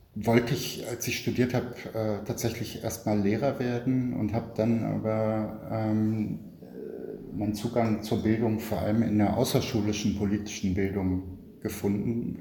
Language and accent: German; Berlin, Germany; born or raised there